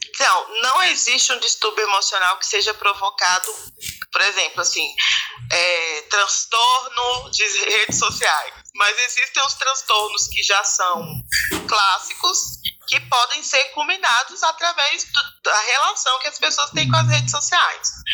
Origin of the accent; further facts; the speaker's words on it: Brasília, Federal District, Brazil; eu sou brasiliense